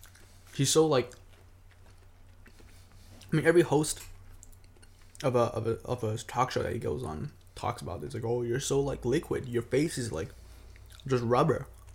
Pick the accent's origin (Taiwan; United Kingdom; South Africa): Taiwan; moved away; We grew up in Taiwan.